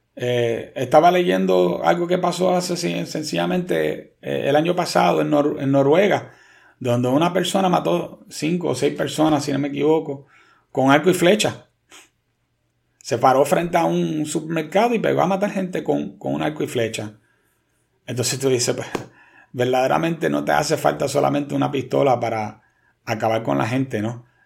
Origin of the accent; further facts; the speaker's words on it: Puerto Rico; como puertorriqueños